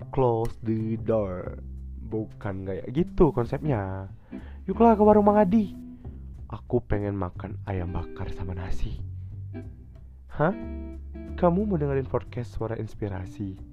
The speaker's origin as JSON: {"language": "Indonesian", "town": "Medan", "region": "North Sumatra", "country": "Indonesia", "moved": "yes", "said": "Abi ini merupakan salah satu kawan sekampung aku lah sama-sama dari Medan merantau ke Aceh."}